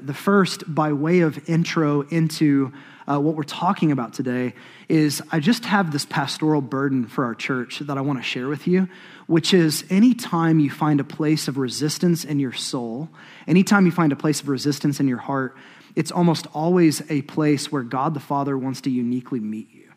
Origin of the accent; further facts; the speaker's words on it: Choctaw, Oklahoma, United States; I'm from Choctaw, Oklahoma